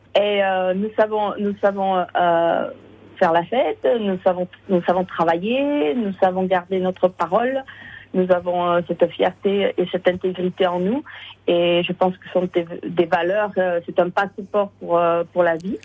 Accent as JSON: {"language": "French", "town": "Irouléguy", "region": "Nouvelle-Aquitaine", "country": "France", "tie": "born or raised there", "moved": "as an adult", "lives_now": "Los Angeles, United States", "said": "je suis euh, à la base euh, d'élevée à Iroulégui"}